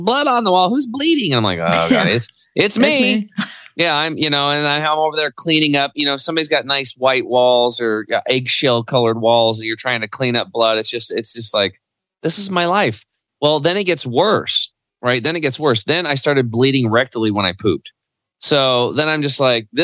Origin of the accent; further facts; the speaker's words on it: Eastern Oregon, United States; also born or lived in Portland, Oregon; I grew up in Eastern Oregon on a cattle and hay farm